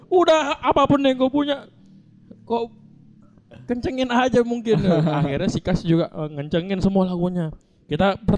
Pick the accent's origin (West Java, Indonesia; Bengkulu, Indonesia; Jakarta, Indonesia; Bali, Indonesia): Bali, Indonesia; kita untuk bilang bahwasanya Bali adalah kita dari Bali dan